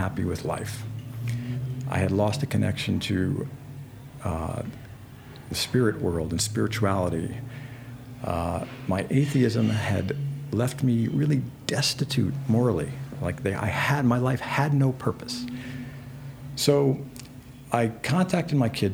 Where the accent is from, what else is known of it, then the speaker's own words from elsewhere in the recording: New York, United States; I'm from New York.